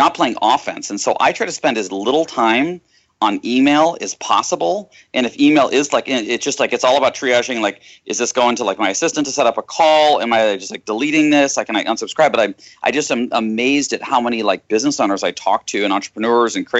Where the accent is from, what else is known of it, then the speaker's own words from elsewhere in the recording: Austin, Texas, United States; I was born in Texas, in Austin